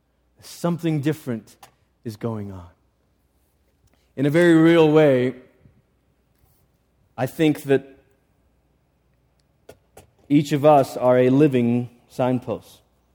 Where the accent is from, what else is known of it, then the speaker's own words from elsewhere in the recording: Malaysia; I grew up in Malaysia.